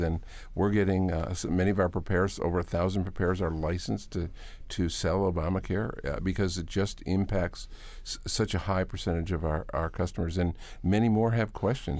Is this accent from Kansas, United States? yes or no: no; Hamburg, New York, United States; moved away; also born or lived in Virginia Beach, Virginia; I was going to the University of Buffalo. I grew up in Hamburg.